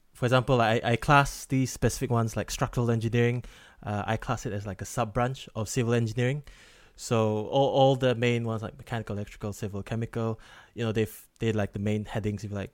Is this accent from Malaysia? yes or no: yes; Malaysia; now in Wales, United Kingdom; I'm that Malaysian friend who doesn't work in healthcare